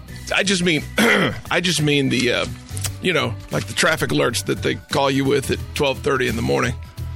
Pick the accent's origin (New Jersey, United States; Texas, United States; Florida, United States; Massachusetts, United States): Texas, United States; Tilden; moved away; I'm from Tilden, so we didn't have a beach there